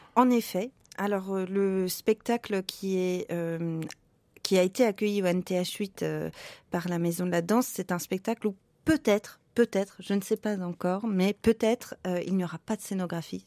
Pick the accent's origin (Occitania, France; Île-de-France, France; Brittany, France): Île-de-France, France; Paris; moved away as an adult; also born or lived in Prague, Czech Republic; now in Lyon, France; je ne suis pas de la région lyonnaise, je suis parisienne